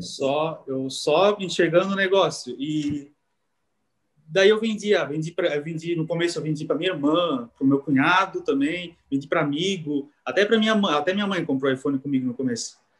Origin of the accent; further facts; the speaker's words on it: Timbó, Santa Catarina, Brazil; Eu sou de Timbó e eu trabalhava em Blumenau